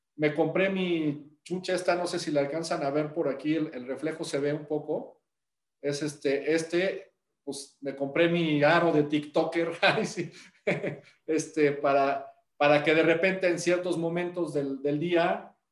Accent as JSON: {"language": "Spanish", "region": "Puebla", "country": "Mexico", "said": "los que somos de Puebla"}